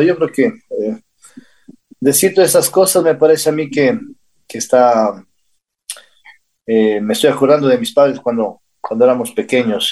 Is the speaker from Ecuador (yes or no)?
yes; Ecuador; born or raised there; also born or lived in Santa Ana, California, United States